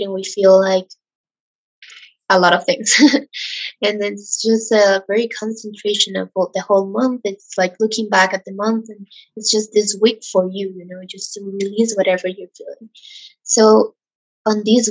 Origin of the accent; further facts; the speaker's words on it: Ecuador; I'm from Ecuador, and here in Latin America